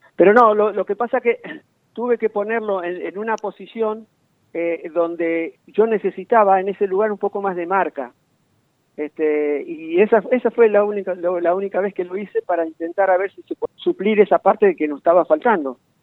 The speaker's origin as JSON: {"language": "Spanish", "town": "Corral de Bustos", "region": "Córdoba", "country": "Argentina", "said": "yo soy de Corral de Busto"}